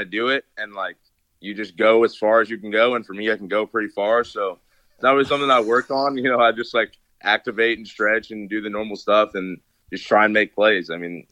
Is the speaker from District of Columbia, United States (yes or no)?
no; Gahanna, Ohio, United States; moved away as an adult; also born or lived in Nashville, Tennessee; I'm from Columbus, Ohio, Central Ohio, specifically Gahanna